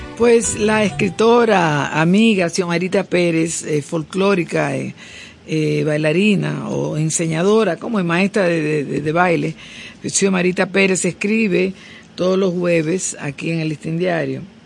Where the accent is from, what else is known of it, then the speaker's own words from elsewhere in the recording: Dominican Republic; aquí en nuestro país